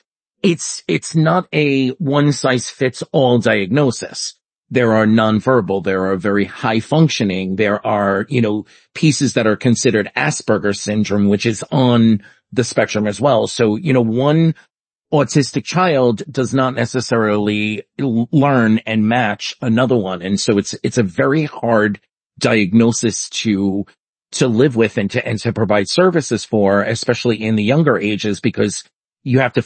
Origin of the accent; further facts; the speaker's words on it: New York City, New York, United States; I grew up in New York City